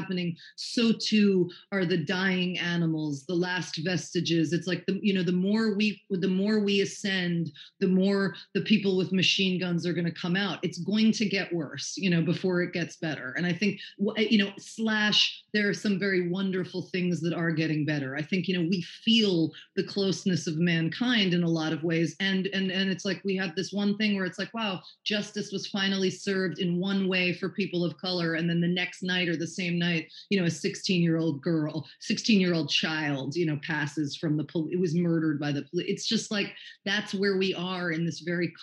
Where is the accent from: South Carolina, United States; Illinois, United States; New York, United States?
New York, United States; New York City; now in Los Angeles, United States; we're from New York City